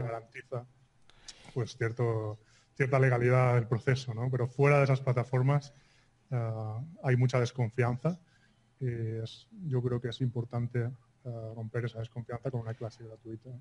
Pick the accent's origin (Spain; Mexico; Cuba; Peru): Spain; soy de España